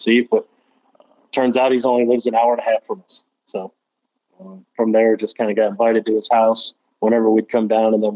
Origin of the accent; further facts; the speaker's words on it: Northern Illinois, United States; moved away as an adult; now in Tennessee, United States; I'm originally from Northern Illinois